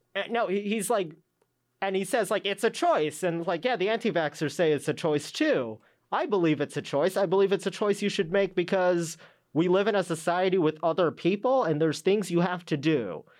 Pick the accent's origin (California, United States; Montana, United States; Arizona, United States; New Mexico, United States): Arizona, United States; I grew up here in Arizona